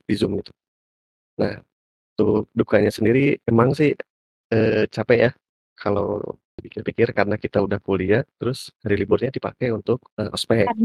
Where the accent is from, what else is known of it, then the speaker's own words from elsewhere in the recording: Bandung, West Java, Indonesia; ketemu teman-teman baru yang beda-beda domisili yang emang aku asli dari Bandung mereka semua beda-beda kan